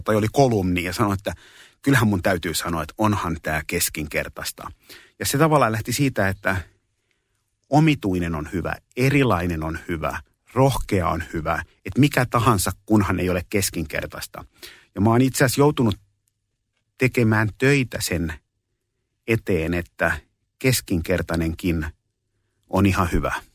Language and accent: Finnish; Espoo, Uusimaa, Finland; also born or lived in Kallio, Helsinki; Mä oon syntynyt 67, vuonna 67 Kalliossa ja mä oon asunut kuusivuotiaaksi asti Kalliossa. Ja sen jälkeen mä oon, mulla oli sen kymmenen vuoden syrjähyppy Espooseen